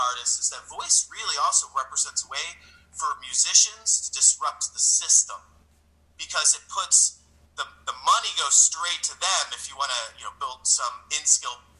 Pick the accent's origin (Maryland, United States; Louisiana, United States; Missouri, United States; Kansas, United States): Missouri, United States; St. Louis; I'm from St. Louis